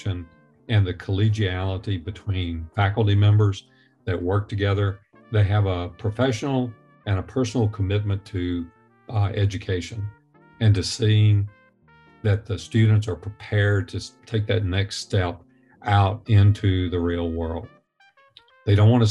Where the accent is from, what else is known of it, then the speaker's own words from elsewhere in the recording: the South, United States; I was born and raised in the South.